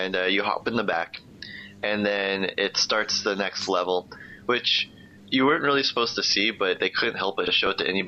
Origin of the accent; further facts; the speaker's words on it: United States; being the American I am